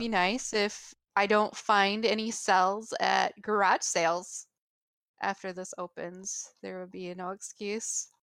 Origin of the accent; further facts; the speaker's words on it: United States; my perspective as an American